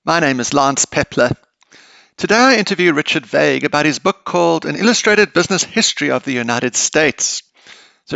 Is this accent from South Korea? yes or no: no; South Africa; I'm not American. I'm South African and actually speaking to you from South Africa